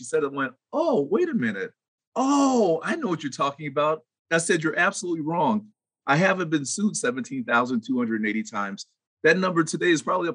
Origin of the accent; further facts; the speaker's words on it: Vallejo, California, United States; moved away as an adult; my mother and father, and everybody else in my hometown